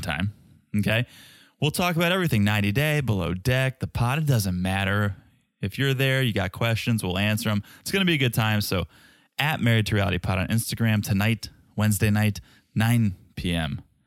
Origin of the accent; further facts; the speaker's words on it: Connecticut, United States; I grew up in Connecticut, six-hour drive to Montreal